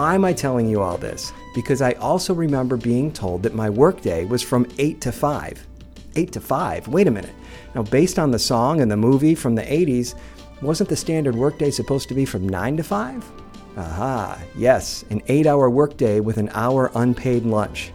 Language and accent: English; Tampa, Florida, United States; I'm from Tampa